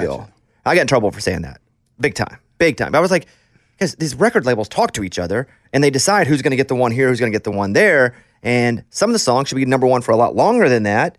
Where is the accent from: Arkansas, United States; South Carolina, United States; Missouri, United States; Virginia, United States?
Arkansas, United States; I grew up poor kid in Arkansas